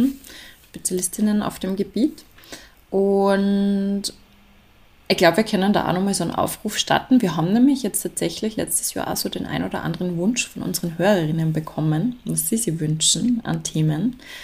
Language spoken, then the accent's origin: German; Salzburg, Austria; bei uns in Salzburg